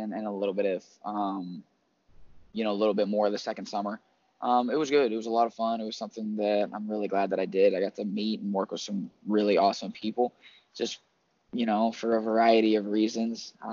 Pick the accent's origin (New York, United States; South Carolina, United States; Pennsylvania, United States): Pennsylvania, United States; Western; I'm from Western Pennsylvania.